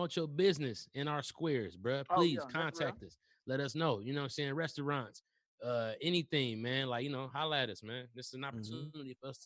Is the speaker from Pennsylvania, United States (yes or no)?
no; Detroit, Michigan, United States; I'm from Brightmoor. So okay. My family group pretty much lived in Brightmoor since 1972